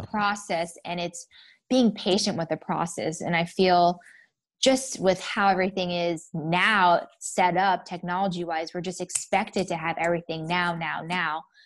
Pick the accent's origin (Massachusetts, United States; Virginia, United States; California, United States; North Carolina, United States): Virginia, United States; Northern; now in Phoenix, United States; I am from Northern Virginia, D M V area.